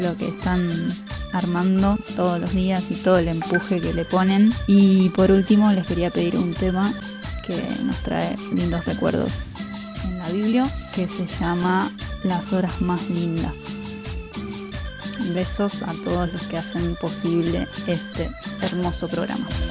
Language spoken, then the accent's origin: Spanish; San Martín, Buenos Aires Province, Argentina; la escuela más linda que puede tener eh, nuestro partido de San Martín